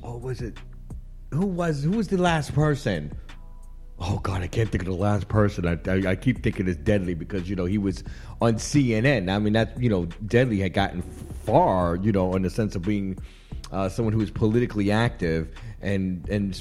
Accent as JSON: {"language": "English", "town": "New York City", "region": "New York", "country": "United States", "tie": "born or raised there", "said": "I like being Jamaican and Panamanian by way of an American. You know, I'm natural born New Yorker"}